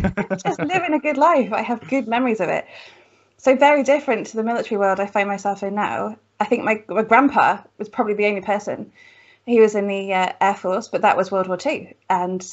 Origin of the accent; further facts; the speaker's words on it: Cheltenham, South West England, United Kingdom; moved away; I grew up in lovely Cheltenham, what feels like a lifetime ago